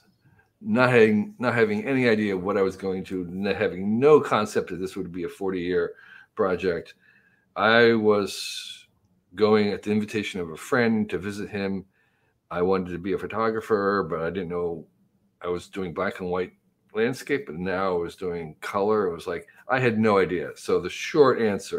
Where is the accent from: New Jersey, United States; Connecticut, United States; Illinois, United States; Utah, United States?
New Jersey, United States; where I grew up in New Jersey, in the 1950s and 60s